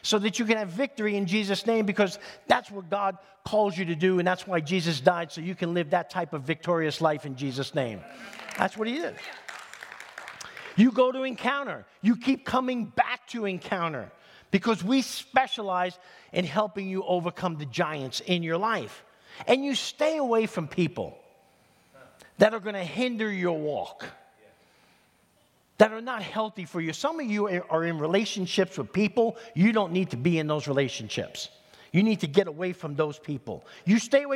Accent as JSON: {"language": "English", "town": "New York City", "region": "New York", "country": "United States", "tie": "born or raised there", "moved": "yes", "said": "if you grow up in East Harlem in New York City, there's a lot of sports fanatics"}